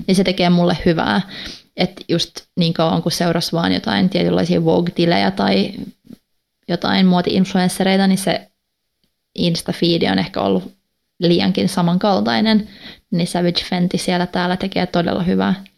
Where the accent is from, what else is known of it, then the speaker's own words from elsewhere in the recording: Finland; first language Swedish; Finnish is a second language; also born or lived in Gothenburg, Sweden; Mä oon tota, neljävuotiaana muuttanut Ruotsiin. Mun iskä sai töitä Göteborista, niin me muutettiin sinne ja asuttiin pari vuotta ja sitten kun me muutettiin takaisin, niin mun vanhemmat laittoi mut ruotsinkielisiin kouluihin